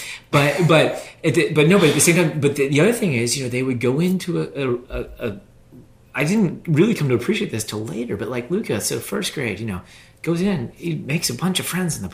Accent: Pittsburgh, Pennsylvania, United States; moved away as an adult; now in Durham, United States; I was born and raised in Pittsburgh, Pennsylvania, same house

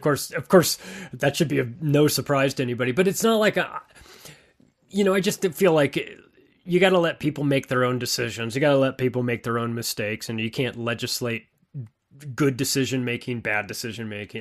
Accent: West Coast, United States; I grew up on the West Coast.

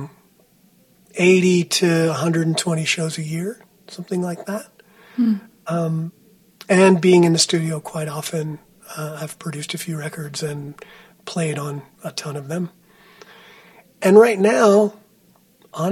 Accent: New Jersey, United States; moved away as an adult; also born or lived in Boston / Texas; I grew up on the East Coast of the United States in New Jersey, very close to New York City

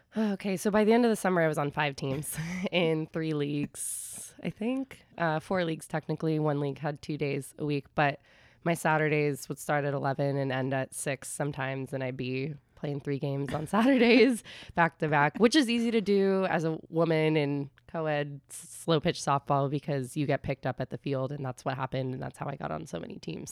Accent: San Carlos, California, United States; moved away as an adult; now in New York, United States; I grew up in San Carlos.

